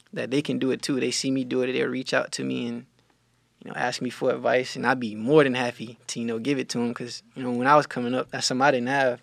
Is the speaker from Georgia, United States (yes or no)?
yes; Cordele, Georgia, United States; moved away; I'm from Cordial, Georgia